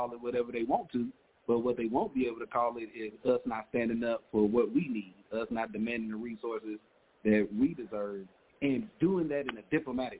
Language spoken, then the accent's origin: English; the South, United States; I'm from the South